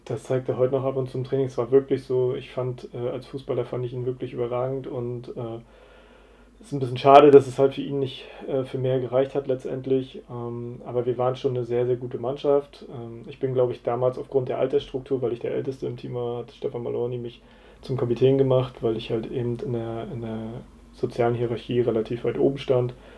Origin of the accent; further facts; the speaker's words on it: Rostock, Mecklenburg-Vorpommern, Germany; also born or lived in Bad Doberan; da bin ich dann aufgewachsen